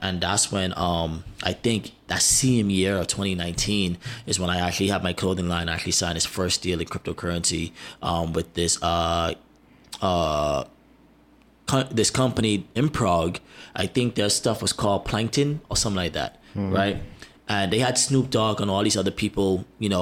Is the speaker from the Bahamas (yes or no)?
yes; Bahamas; also born or lived in United States; I'm American Bahamian